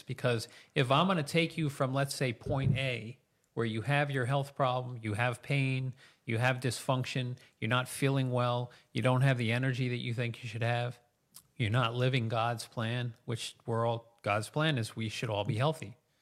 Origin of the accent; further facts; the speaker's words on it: Mahopac, New York, United States; I was raised in Mayapack, graduated from Mayapack High School